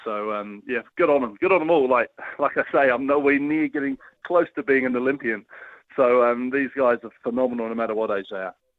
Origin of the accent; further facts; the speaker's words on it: New Zealand; as a New Zealander